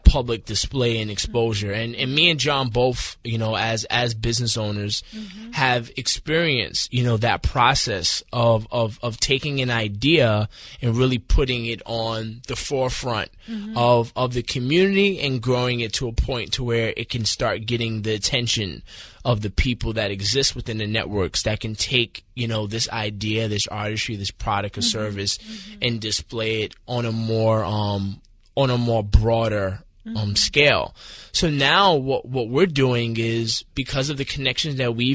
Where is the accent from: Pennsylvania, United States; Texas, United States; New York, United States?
New York, United States; New York City; now in Wilmington, United States; I'm born and raised in the Bronx